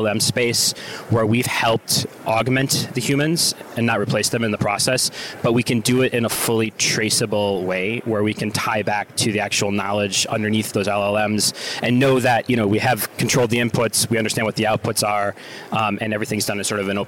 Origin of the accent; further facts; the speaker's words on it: Wisconsin, United States; moved away; I'm from Wisconsin originally.